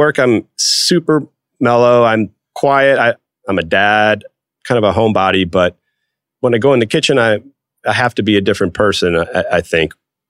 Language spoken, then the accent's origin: English; Atlanta, Georgia, United States; Maybe it was because I was from Atlanta and he opened up Seeger's in Atlanta.